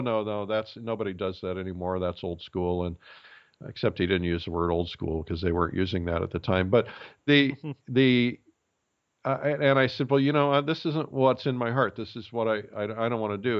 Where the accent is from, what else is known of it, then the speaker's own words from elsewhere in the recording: Fort Wayne, Indiana, United States; I grew up in Fort Wayne, Indiana